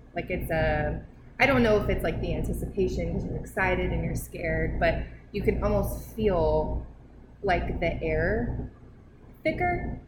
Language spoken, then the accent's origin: English; Iowa, United States; When I was a kid, I grew up in Iowa, so there's a lot of creepy places in Iowa.